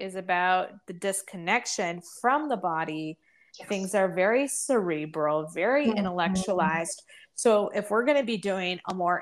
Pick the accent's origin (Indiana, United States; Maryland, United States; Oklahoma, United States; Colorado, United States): Indiana, United States; now in Adirondack Mountains, United States; where are you from originally? And I say Indiana